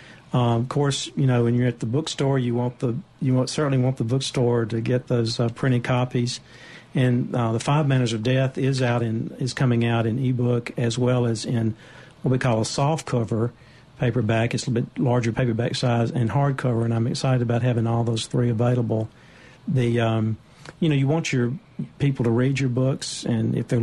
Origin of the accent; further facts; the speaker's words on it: Cleveland, Mississippi, United States; I grew up in Cleveland